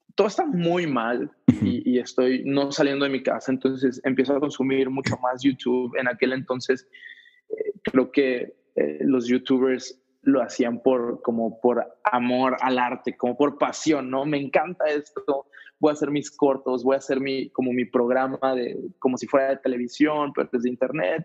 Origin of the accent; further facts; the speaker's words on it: State of Mexico, Mexico; moved away; also born or lived in Ciudad Juárez; Yo crecí en la Ciudad de México en las afueras, en el Estado de México